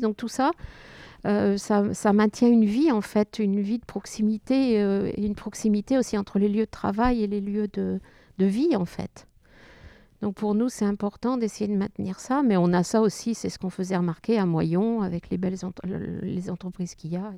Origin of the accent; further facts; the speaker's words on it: Touraine, Centre-Val de Loire, France; now in Tessy-Bocage, France; je suis originaire de Touraine, dans un village qui était à peu près aussi grand que Tessy